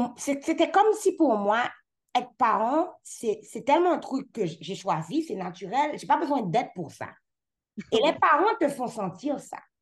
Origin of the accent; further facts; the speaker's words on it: Haiti; now in Canada; je suis haïtienne. Je suis haïtienne dans tous les sens